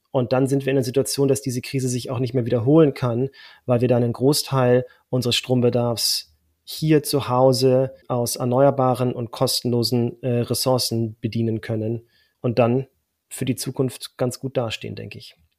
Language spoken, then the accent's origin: German; Germany; als Deutscher